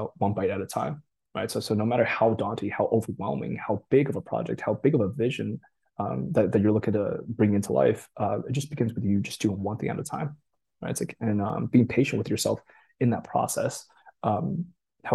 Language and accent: English; Boston, Massachusetts, United States; English is a second language; also born or lived in Japan; I grew up East Coast around the Boston area